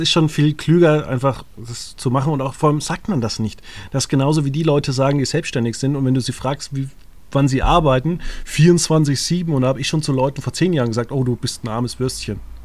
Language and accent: German; Würzburg, Bavaria, Germany; ich komme ja aus Würzburg